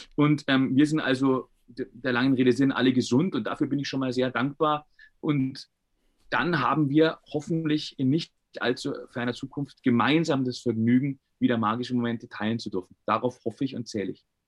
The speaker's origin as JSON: {"language": "German", "town": "Bayreuth", "region": "Bavaria", "country": "Germany", "tie": "born or raised there", "also_born_or_lived": "Carinthia, Austria", "said": "Geboren bin ich allerdings, wenn man der Geburtsurkunde glauben mag, in der Kulmbacher Straße"}